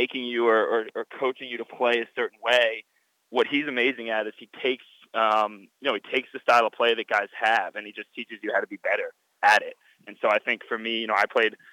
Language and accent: English; Atlanta, Georgia, United States; my hometown of Atlanta